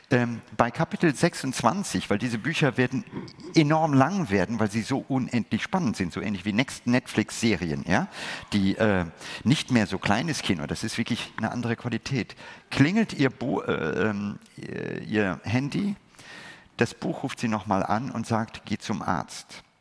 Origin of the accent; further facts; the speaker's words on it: India; Ich gehöre zu den Menschen, die aus einem Land kommen oder ein Teil, ich habe meine Kindheit in Indien verlebt.